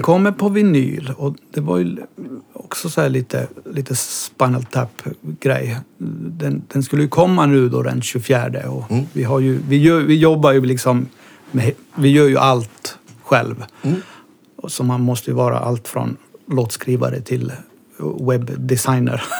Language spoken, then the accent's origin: Swedish; Kaunisvaara, Norrbotten County, Sweden; moved away as an adult; also born or lived in Kiruna; jag är born and raised i en liten by som heter Kaunisvaara